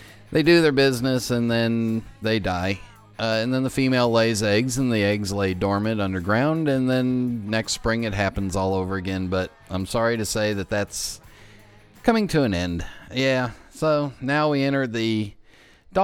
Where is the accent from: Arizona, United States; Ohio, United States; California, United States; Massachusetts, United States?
California, United States; Los Angeles; now in East Coast, United States; growing up in Los Angeles, we don't have fireflies